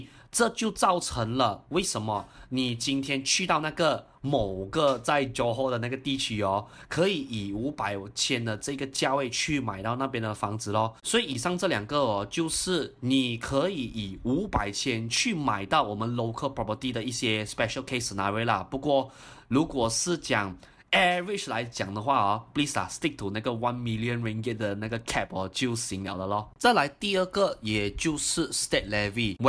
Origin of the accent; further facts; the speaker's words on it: Singapore; 我作为一个新加坡人啊，as foreigner 来讲的话啦，我也可以买的哦